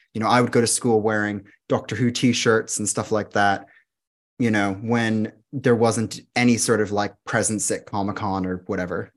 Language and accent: English; Florida, United States; moved away as an adult; also born or lived in London area, England; now in London, United Kingdom; I'm from Florida